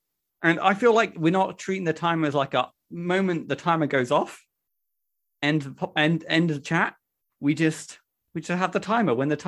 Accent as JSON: {"language": "English", "country": "United Kingdom", "said": "It's my right as a British person."}